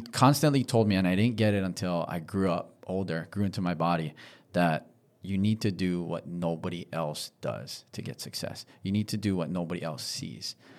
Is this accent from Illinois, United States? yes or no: no; Honolulu, Hawaii, United States; I'm from Diamond Head. Oh, I grew up surfing Diamond Head.